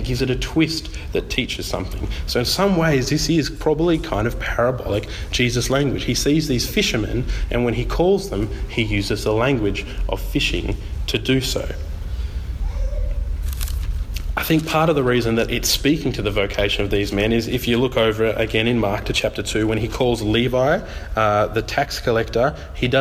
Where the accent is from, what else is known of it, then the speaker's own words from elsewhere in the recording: Tasmania, Australia; I'm from Tassie